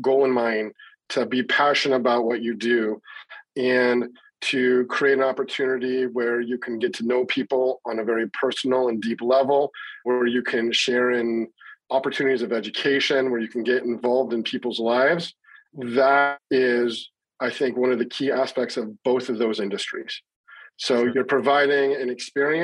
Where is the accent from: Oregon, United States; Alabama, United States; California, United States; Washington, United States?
Washington, United States; Seattle; now in Las Vegas, United States; I'm born and raised in Seattle, though I live in Las Vegas right now